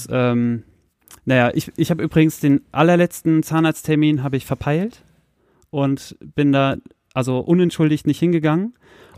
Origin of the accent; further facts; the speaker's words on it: Soltau, Lower Saxony, Germany; moved away; meine alte Heimatstadt Soltau